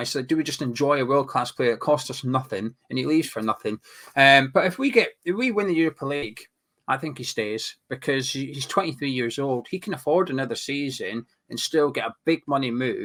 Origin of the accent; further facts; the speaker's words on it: Scotland, United Kingdom; I'm the Scottish one from Hammers Chat